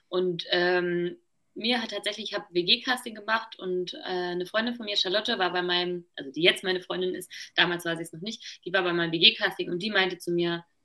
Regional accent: eastern Germany, Germany; aber ich komme auch aus dem Osten und äh, bin nie irgendwo aufgewachsen, wo viel Geld am Start war.

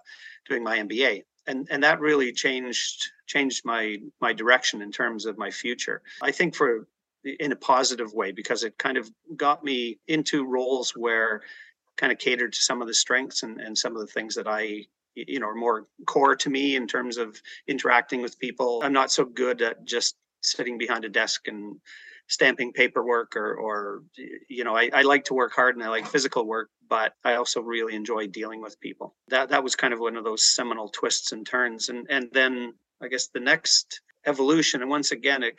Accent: Ajax, Ontario, Canada; also born or lived in Toronto, Ontario; I was born in the east side of Toronto. I grew up in the Ajax Pickering area, the youngest of six kids.

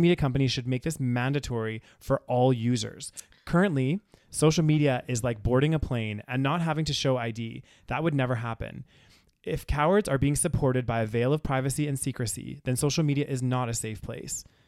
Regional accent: Canada

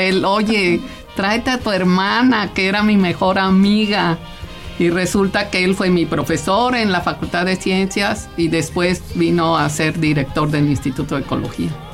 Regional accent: Mexico; also born or lived in Caracas, Venezuela; yo nací en Caracas, Venezuela, pero pues toda ah. mis papás emigrantes italianos llegaron a México en el 57, o sea, yo tenía cinco años

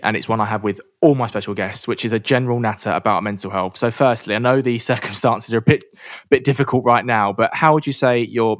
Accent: London, United Kingdom; I grew up in London

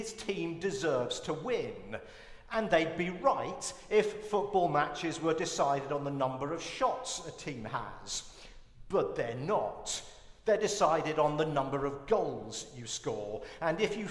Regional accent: United Kingdom; being British

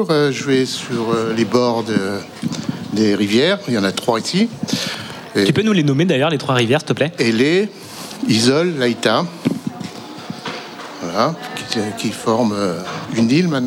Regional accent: Paris, Île-de-France, France; now in Quimperlé, France; je suis parisien, désolé.

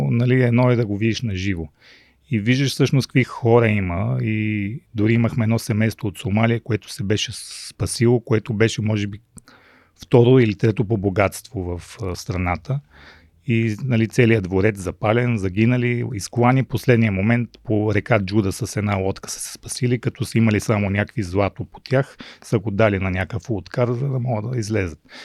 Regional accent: Rhodope Mountains, Bulgaria; also born or lived in Mongolia / Sofia, Bulgaria; аз израснах в Родопите

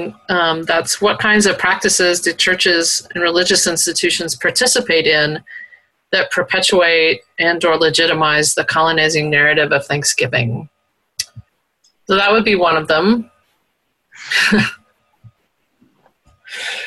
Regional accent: the South, United States; moved away; also born or lived in the West (US); I'm from the South and have lived out West

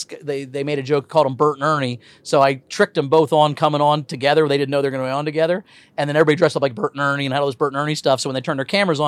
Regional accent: Indianapolis, Indiana, United States; I'm from Indianapolis. I used to own a comedy club in Indiana, in Indianapolis.

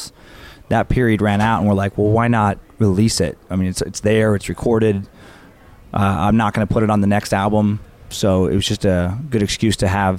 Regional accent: Idaho, United States; moved away; I grew up in Idaho

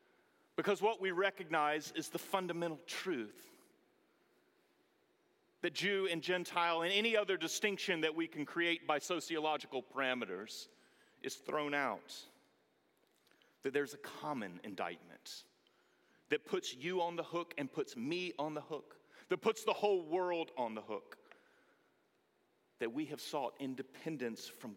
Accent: Greenville, North Carolina, United States; we moved to my hometown of Greenville, North Carolina

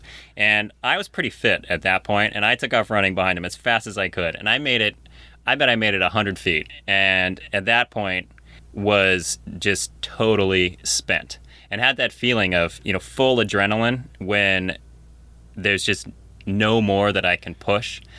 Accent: Ellensburg, Washington, United States; I grew up in Ellensburg, so in the middle part of Washington State

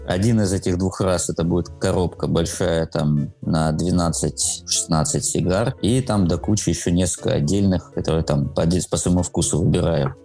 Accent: Surgut, Khanty-Mansi Autonomous Okrug, Russia; now in Saint Petersburg, Russia; Родился я в э, городе Сургут, который стоит на реке Обь, Западная Сибирь.

